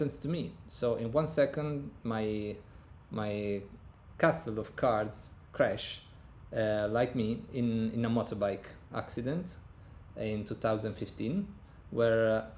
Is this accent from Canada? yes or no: no; Turin, Piedmont, Italy; English is a second language; I was born in 1987 in Turin, Italy, in the northern part of Italy.